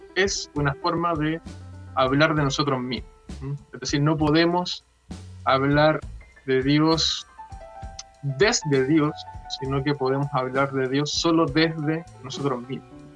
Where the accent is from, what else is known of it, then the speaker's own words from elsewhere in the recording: Chile; soy de Chile